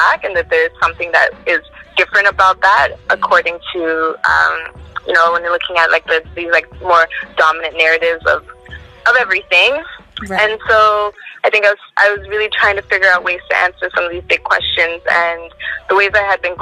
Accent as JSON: {"language": "English", "town": "Toronto", "region": "Ontario", "country": "Canada", "tie": "born or raised there", "said": "I grew up in Scarborough."}